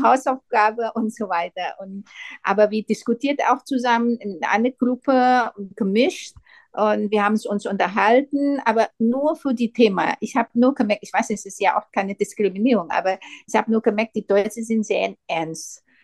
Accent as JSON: {"language": "German", "country": "Indonesia", "second_language": "German", "moved": "as an adult", "lives_now": "Germany", "said": "in meinem Heimatland"}